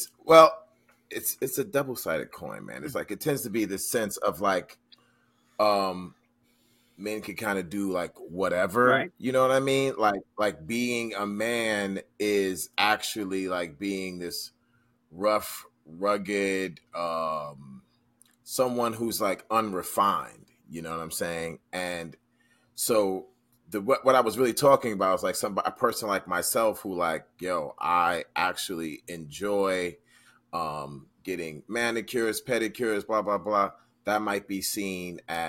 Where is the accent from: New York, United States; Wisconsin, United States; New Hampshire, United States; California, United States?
New York, United States; me being a New Yorker